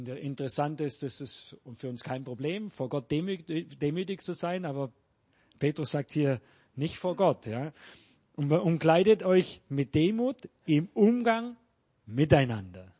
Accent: Germany; now in Peru

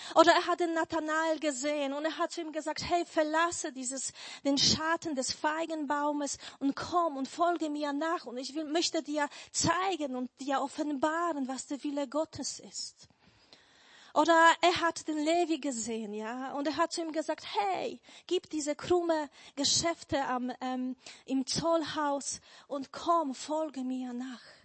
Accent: Poland; German is a second language; now in Germany; Also ich bin eigentlich ursprünglich oder geboren bin ich in Polen, aber seit 20 Jahren lebe ich schon hier in Deutschland

